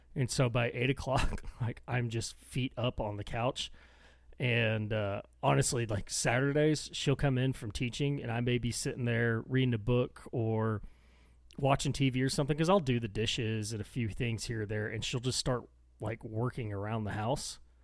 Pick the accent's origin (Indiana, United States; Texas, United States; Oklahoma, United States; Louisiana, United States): Texas, United States; accent: thick Texan; I get thick and like mumbly Texan